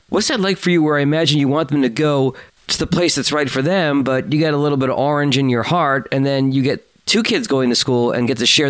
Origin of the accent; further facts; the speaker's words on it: New England, United States; I grew up in New England.